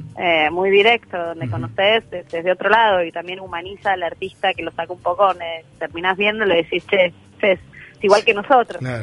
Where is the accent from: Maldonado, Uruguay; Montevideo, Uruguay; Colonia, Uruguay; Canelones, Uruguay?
Maldonado, Uruguay; also born or lived in Argentina; yo soy argentina, pero criada en Uruguay. Hice la escuela y el liceo acá, en Maldonado, en el departamento de Maldonado